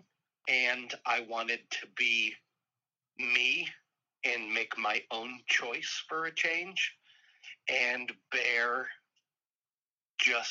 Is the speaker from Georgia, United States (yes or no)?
no; San Diego, California, United States; I was born in San Diego, California.